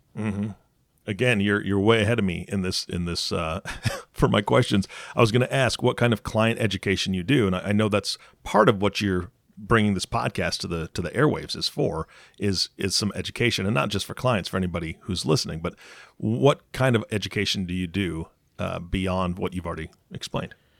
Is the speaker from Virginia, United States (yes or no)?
no; Seattle, Washington, United States; I'm from Seattle